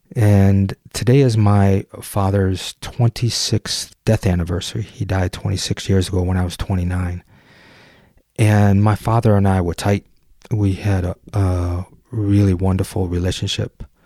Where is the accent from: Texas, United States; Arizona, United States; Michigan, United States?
Michigan, United States; just outside of Detroit; I grew up just outside of Detroit, about a mile from the city limits. I grew up on Nine Mile